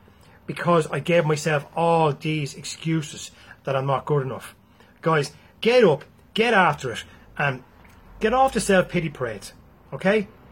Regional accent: Galway, Connacht, Ireland; You're from Dublin. That's it. I'm from Galway.

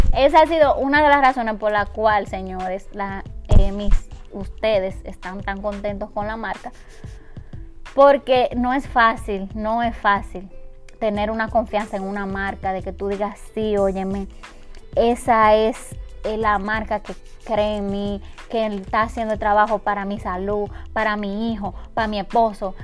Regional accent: Dominican Republic; en mi país, en República Dominicana

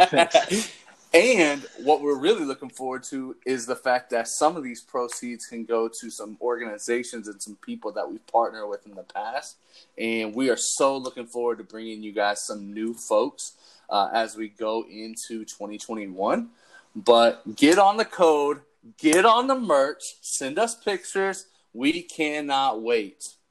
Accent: Cincinnati area, Northern Kentucky, United States; I'm from Northern Kentucky, Cincinnati area.

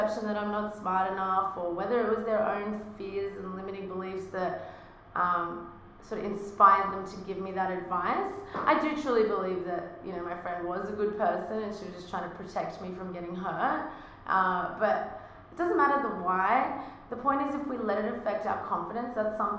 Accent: Australia; accent: Australian; now in United States; with my Australian accent in America

